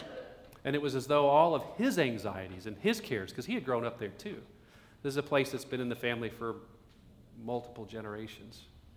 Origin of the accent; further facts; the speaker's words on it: Oklahoma, United States; moved away as an adult; also born or lived in Wyoming / Tennessee / Florida / Ohio; now in Texas, United States; I grew up in Oklahoma. As soon as I graduated, you know, I moved away to Wyoming. I've lived in Tennessee. I've lived in Florida. I've lived in Ohio, and now I'm in Texas.